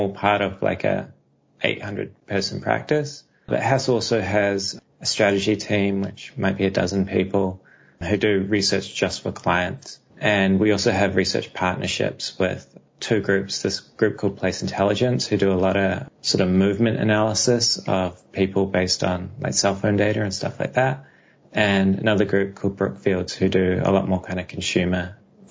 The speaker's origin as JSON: {"language": "English", "country": "New Zealand", "also_born_or_lived": "Australia / United States", "accent": "New Zealand", "moved": "as an adult", "said": "I studied architecture back in New Zealand, which is where my accent comes from."}